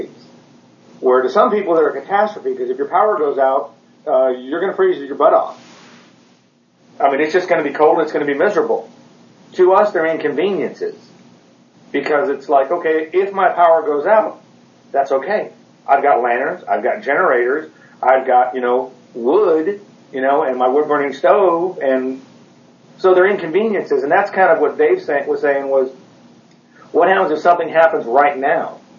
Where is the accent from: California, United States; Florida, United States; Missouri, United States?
California, United States; now in Northeast Texas, United States; We're both from California, so we apologize for being from the left coast